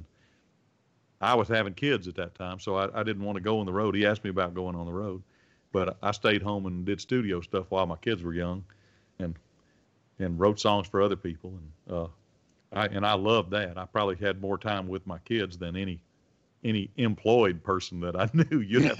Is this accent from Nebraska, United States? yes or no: no; Red Bay, Alabama, United States; born there; Well, you know, the reason I was born in Red Bay is because that was the closest doctor's office. There wasn't a doctor's office in Belmont.